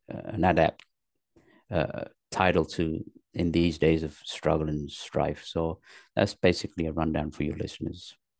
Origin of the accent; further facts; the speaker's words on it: London, north of England, United Kingdom; moved away as an adult; also born or lived in Pakistan; now in Los Angeles, United States; I was born in Pakistan. My parents moved to England when I was three. So I was raised in England, in the north of England, till the age of ten. Then they moved to London. And then I went to high school in London